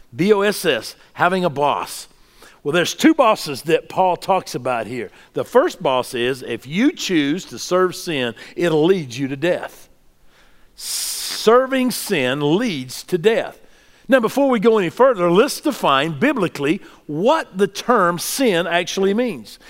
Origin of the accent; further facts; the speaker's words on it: the South, United States; what I grew up with in the South